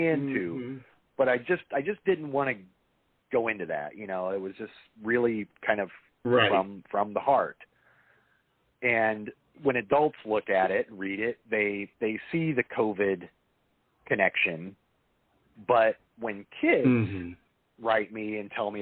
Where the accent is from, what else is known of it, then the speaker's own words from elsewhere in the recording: Indiana, United States; now in Los Angeles, United States; I didn't grow up in Los Angeles. I grew up in Indiana.